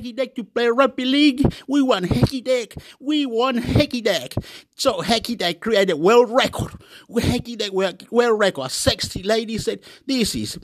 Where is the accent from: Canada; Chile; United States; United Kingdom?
Chile; now in Australia; I'm from Chile.